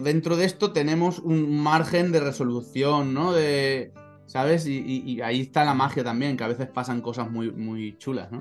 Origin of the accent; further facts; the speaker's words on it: Valencian Community, Spain; como buen valenciano